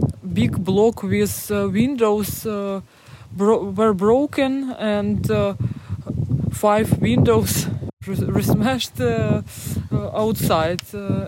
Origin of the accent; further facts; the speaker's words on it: Kyiv, Ukraine; But I am from Kyiv. I was born in Kyiv